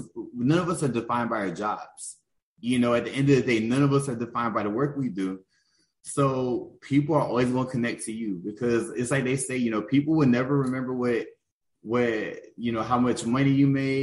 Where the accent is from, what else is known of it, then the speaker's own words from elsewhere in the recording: Augusta, Georgia, United States; I'm from Augusta, Georgia